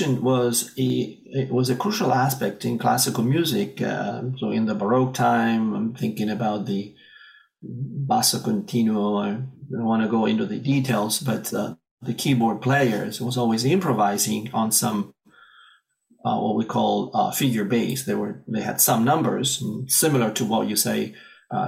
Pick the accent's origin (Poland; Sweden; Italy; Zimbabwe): Italy; moved away as an adult; now in United States; I'm originally from Italy. I moved here as an adult